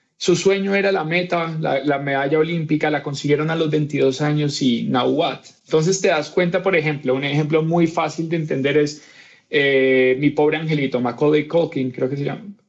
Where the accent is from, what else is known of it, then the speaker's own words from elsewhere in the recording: Cali, Valle del Cauca, Colombia; niño pues nací en Cali, Colombia